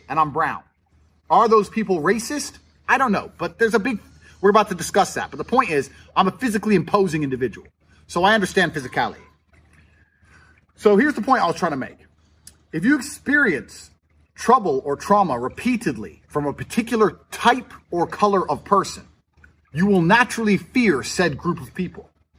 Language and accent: English; United States; also born or lived in England; now in Romania; I was born in America. I've got an American passport